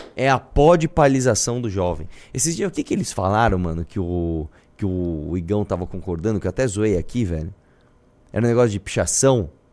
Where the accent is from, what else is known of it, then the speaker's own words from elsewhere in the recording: Brazil; todos nós somos brasileiros